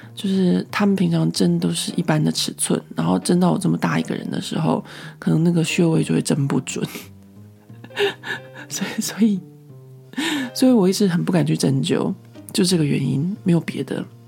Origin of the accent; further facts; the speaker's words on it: Taiwan; moved away as an adult; now in Paris, France; 在台湾的时候，真的是回到家乡太放松了